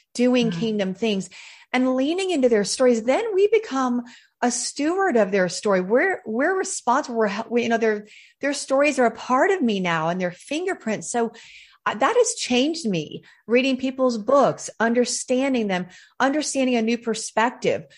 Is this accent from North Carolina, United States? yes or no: yes; Charlotte, North Carolina, United States; I am a Southern girl through and through. I was born in Charlotte, North Carolina